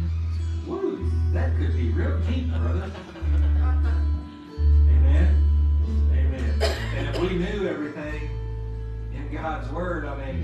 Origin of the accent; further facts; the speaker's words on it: Kentucky, United States; I'm from Kentucky. I'm just a city boy from Kentucky